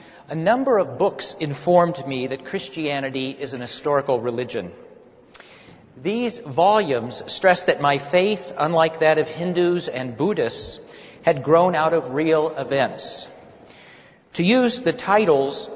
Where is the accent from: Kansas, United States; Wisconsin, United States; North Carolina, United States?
Kansas, United States; moved away; I'm from Kansas